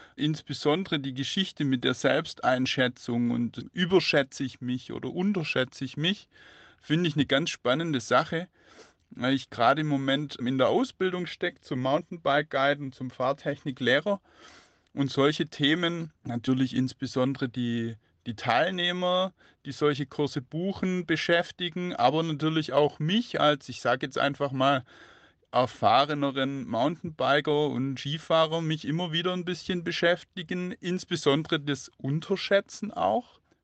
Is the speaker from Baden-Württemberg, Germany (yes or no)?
yes; Swabia, Baden-Württemberg, Germany; als Schwabe